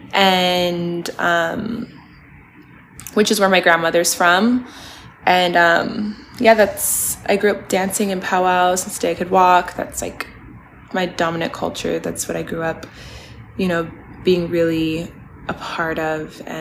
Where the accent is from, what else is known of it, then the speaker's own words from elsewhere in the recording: Spokane, Washington, United States; now in Los Angeles, United States; my hometown, which was so awesome. I got to shoot at all my favorite little spots that I grew up going to. I got to shoot at my high school